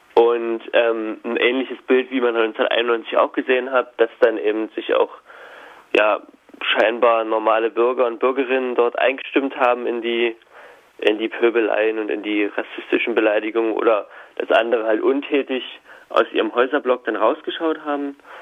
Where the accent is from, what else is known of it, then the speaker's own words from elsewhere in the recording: Hoyerswerda, Saxony, Germany; moved away; wir sind allerdings äh, alle dort aufgewachsen in der Stadt